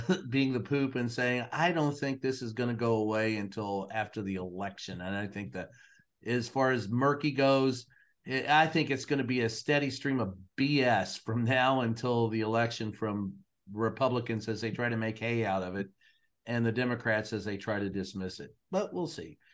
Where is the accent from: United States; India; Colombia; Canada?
United States; Louisville, Kentucky; growing up in Louisville